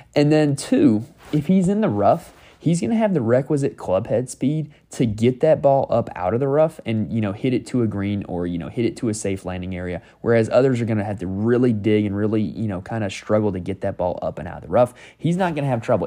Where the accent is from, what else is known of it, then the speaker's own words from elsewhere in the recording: North Carolina, United States; I'm from North Carolina